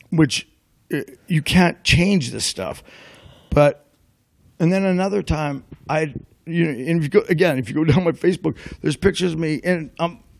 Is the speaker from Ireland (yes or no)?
yes; Ireland; she knew I was going to lie because I'm Irish.